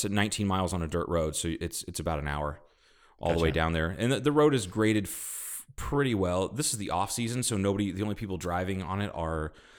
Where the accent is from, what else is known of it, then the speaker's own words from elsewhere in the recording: Mississippi, United States; Well, I'm from Mississippi.